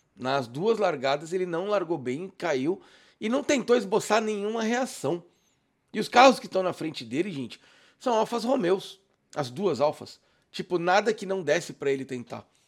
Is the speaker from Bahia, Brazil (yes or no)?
no; São Paulo, Brazil; eu sou de São Paulo